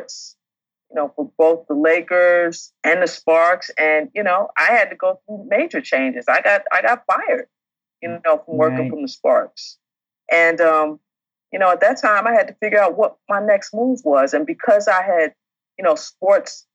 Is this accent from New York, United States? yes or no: yes; New York, United States; moved away; We're from New York